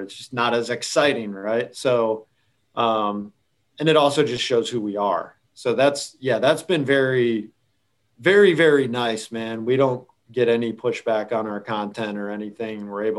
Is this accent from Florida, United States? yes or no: yes; Florida, United States; We're Publix people because we came from Florida.